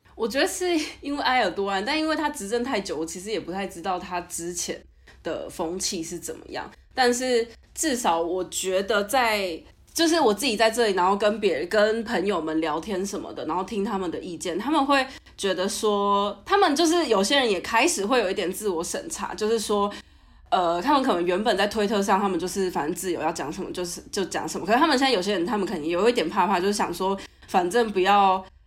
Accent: Taiwan; moved away as an adult; now in Turkey; 我在台湾，就是出生长大

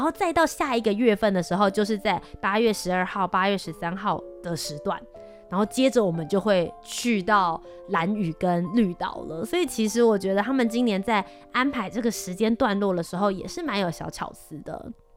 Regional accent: Taipei, Taiwan; also born or lived in Kaohsiung; 我是在嗯。高雄市出生，然后后来是在台北这边长大，然后在这边念书

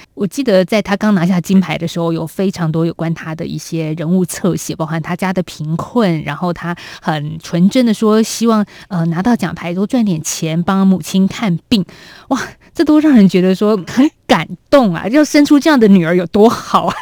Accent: Taiwan; 这都在我们台湾人或者一般的中产阶级来说

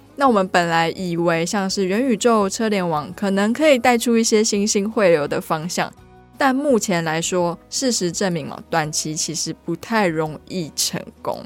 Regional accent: Taiwan; 我们台湾人

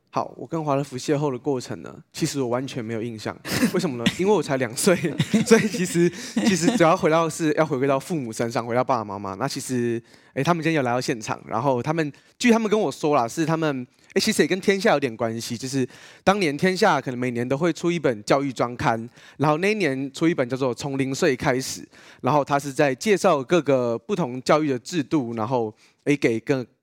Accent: Yilan County, Taiwan; 因为我们家是宜兰人，然后，因为妈妈从小是就是宜兰土生土长宜兰人

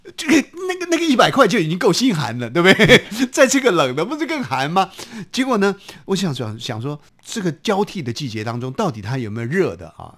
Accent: Hsinchu, Taiwan; now in Taipei, Taiwan; 就在新竹市的这个城隍庙的附近。那我心里想，哎呦，在我家附近

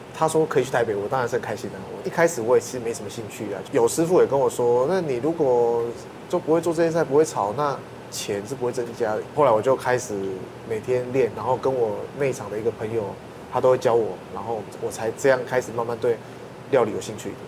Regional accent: Taiwan; 我们台湾人熟悉的食物

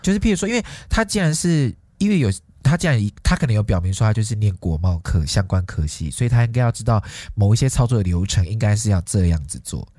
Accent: Taiwan; 我们台湾人

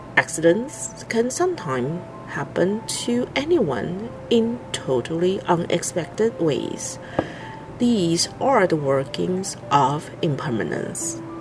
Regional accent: Taiwan; I am from Taiwan.

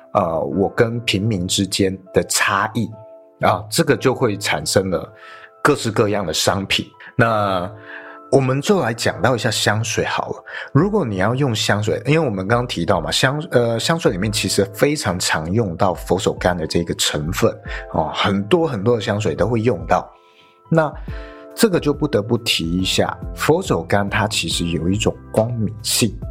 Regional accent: northern Taiwan, Taiwan; 像我是北部人，我想象的卤肉饭就是很多碎肉

